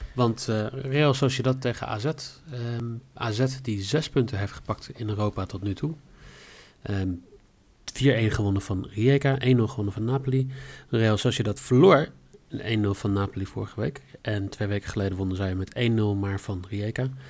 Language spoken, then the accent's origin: Dutch; Netherlands; wij zouden vanavond, eh, als Nederlanders